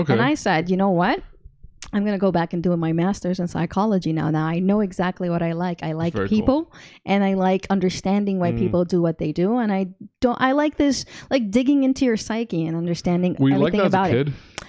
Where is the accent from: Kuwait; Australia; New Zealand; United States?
Kuwait; also born or lived in London / Montreal, Canada / Dubai; So I was born in Kuwait.